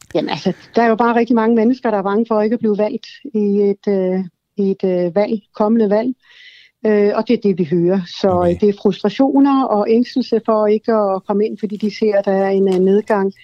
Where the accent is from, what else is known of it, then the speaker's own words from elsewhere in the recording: Sweden; now in Denmark; jeg kommer selv fra Sverige